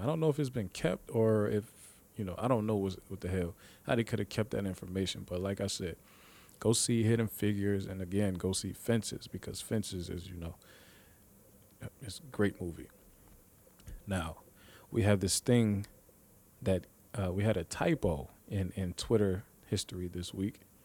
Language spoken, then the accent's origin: English; Ohio, United States; we're from Ohio, three three oh